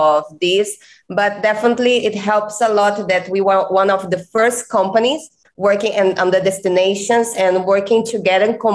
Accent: Rio de Janeiro, Brazil; English is a second language; moved away as an adult; now in Cancun, Mexico; I'm come from Brazil. I'm Brazilian and came from Rio de Janeiro

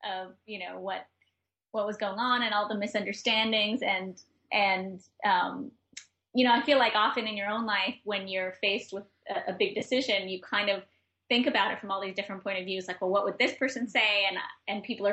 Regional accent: New York, United States; also born or lived in Granada, Nicaragua; as a New Yorker

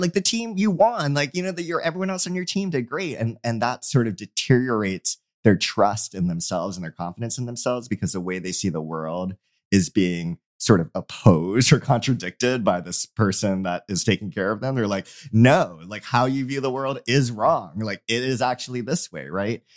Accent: Hawaii, United States; I'm from Hawaii

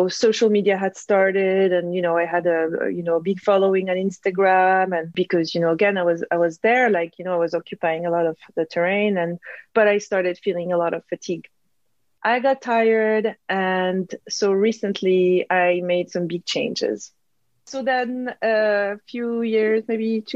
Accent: Corsica, France; English is a second language; moved away as an adult; also born or lived in south of France / Paris; I come from Corsica, a little island.

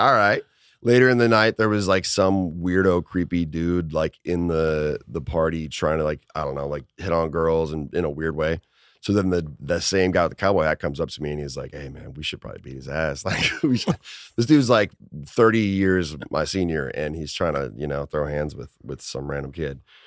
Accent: Minnesota, United States; I played hockey as a kid 'cause I'm from Minnesota

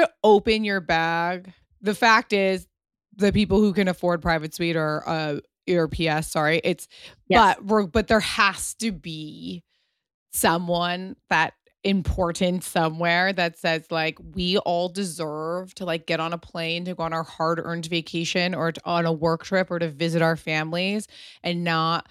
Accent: Pasadena, California, United States; A friend of mine that I grew up with in Pasadena

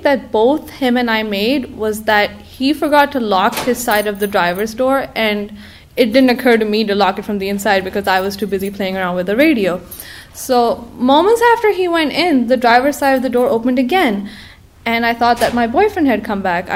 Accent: Karachi, Sindh, Pakistan; moved away; I was born in Karachi, Pakistan. It's a place I'm deeply attached to and will always call home

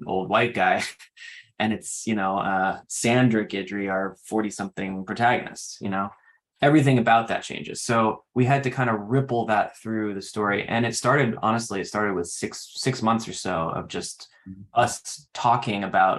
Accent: New Hampshire, United States; moved away; I'm from New Hampshire originally

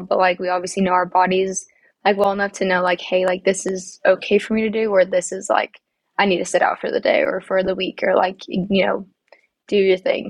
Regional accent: Osage, Wyoming, United States; now in Dallas, United States; I am from Osage, Wyoming, in the middle of nowhere, population of like 200.

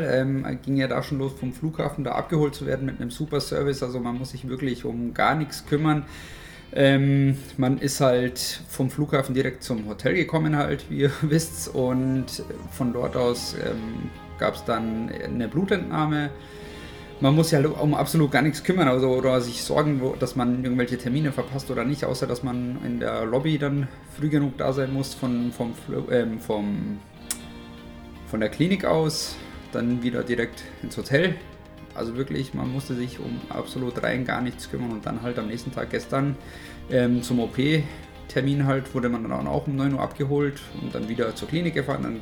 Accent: Munich, Bavaria, Germany; Ich komme aus München und bin Barkeeper vom Beruf

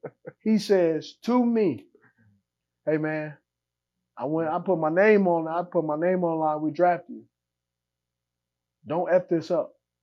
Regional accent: West Coast, United States; I'm from the West Coast.

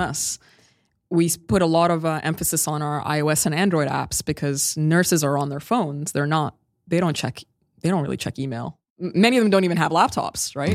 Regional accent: Sudan; now in Bay Area, United States; I'm originally from Sudan

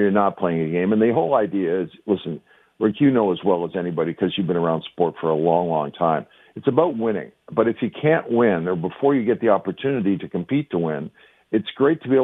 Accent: Hamilton, Ontario, Canada; my hometown of Hamilton

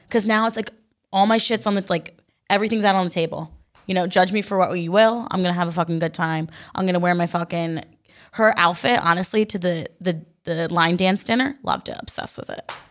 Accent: New Jersey, United States; I'm from New Jersey

